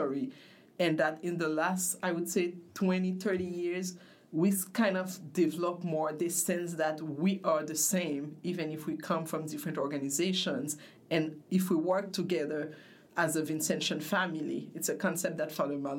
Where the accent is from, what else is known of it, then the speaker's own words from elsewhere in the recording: Haiti; moved away as an adult; also born or lived in Congo / Spain; I was born in Congo from Haitian parents. My mother got very sick, so we came back to Haiti where she died, and I grew up in Haiti. Lived in Haiti until 2003.